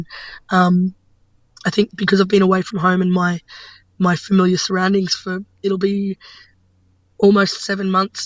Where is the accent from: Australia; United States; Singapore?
Australia; Brisbane, Queensland; I'm from Brisbane